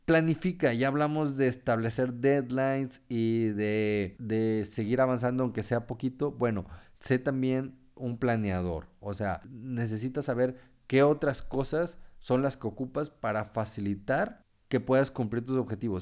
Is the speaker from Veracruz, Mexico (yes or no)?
yes; Tempoal, Veracruz, Mexico; now in Monterrey, Mexico; mi pueblo, Tempoal Veracruz